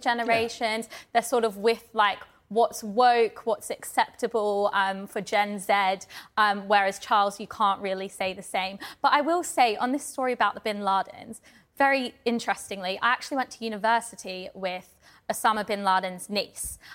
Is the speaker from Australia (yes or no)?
yes; Australia; I'm Australian